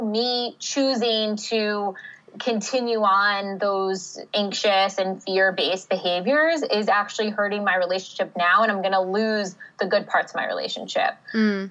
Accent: New Jersey, United States; moved away as an adult; also born or lived in Pennsylvania / Chicago; I'm from the East Coast originally. I'm from Jersey

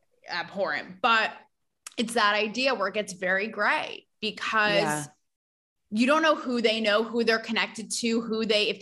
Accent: tri-state area, United States; Born and Bred in the Tri-State

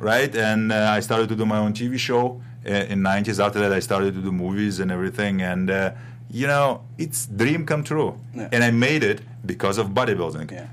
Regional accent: Russia; moved away as an adult; now in United States; I'm from Russia, uh, from ex-Soviet Union, from Europe

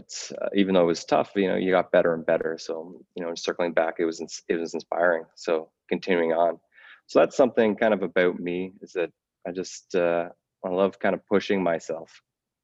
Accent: Smiths Falls, Ontario, Canada; I grew up in Smiths Falls, Ontario

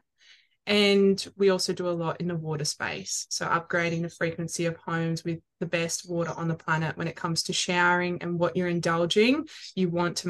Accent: Melbourne, Victoria, Australia; moved away as an adult; now in Sunshine Coast, Australia; I am based on the Sunshine Coast. I am originally from Melbourne, moved up here

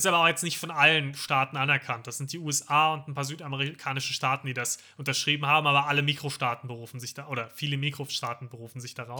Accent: Germany; als Deutscher

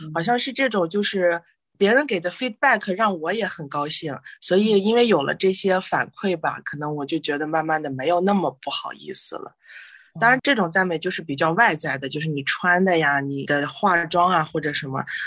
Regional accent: China; moved away; 我们中国人比较传统

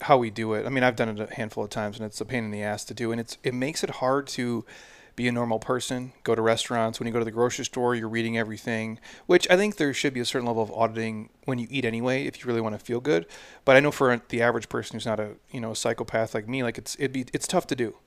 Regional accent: Midwest, United States; I'm from the Midwest

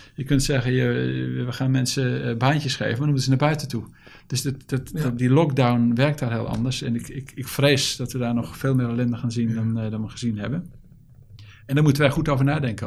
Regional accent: Netherlands; als Nederlanders

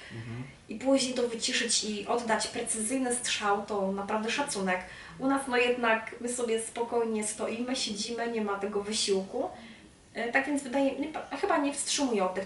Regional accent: Czarnków, Greater Poland, Poland; moved away as an adult; now in Gorzów Wielkopolski, Poland; wrócić do Czarnkowa, mojego rodzinnego miasta

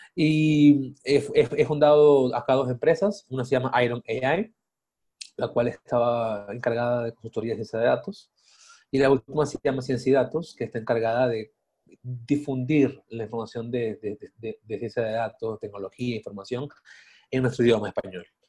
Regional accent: Venezuela; moved away as an adult; also born or lived in Mexico City; now in Mexico; soy de Venezuela, eh, vivo aquí en México hace cuatro años prácticamente

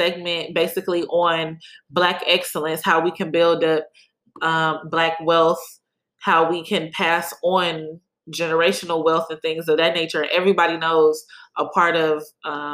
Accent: Cleveland, Ohio, United States; now in Houston, United States; growing up in Cleveland

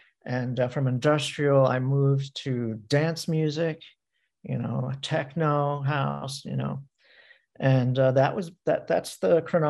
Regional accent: Easton, Pennsylvania, United States; I grew up in like an hour and a half from Philly. Okay. In Lehigh Valley. I was born in Easton, Pennsylvania. It's like an hour from New York.

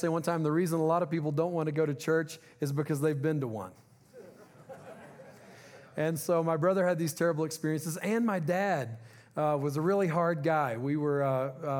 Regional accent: Louisiana, United States; moved away; We're originally from Louisiana

